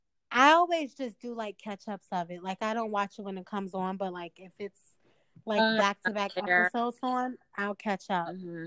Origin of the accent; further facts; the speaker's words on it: Chicago, Illinois, United States; I'm from the South Side of Chicago